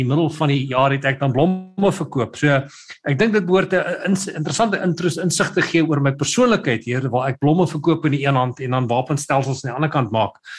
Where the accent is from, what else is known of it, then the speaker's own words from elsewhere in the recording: Pretoria, Gauteng, South Africa; moved away as an adult; now in Cape Town, South Africa; my ma het 'n blomwinkel gehad toe sy in Pretoria gewerk het. So sy sê ek het in die in die, in die blomwinkel groot geword